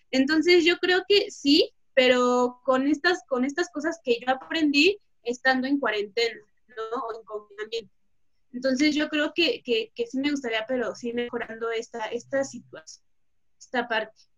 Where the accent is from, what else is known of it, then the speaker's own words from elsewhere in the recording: Mexico; como mexicanos